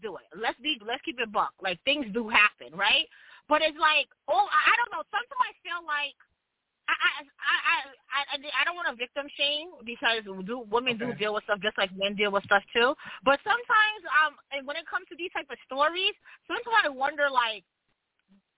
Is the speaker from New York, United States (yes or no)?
yes; New York, United States; I'm from New York